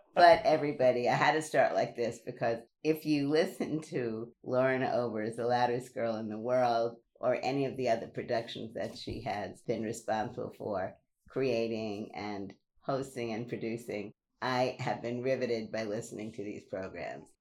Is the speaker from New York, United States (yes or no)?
yes; New York City, New York, United States; growing up in Brooklyn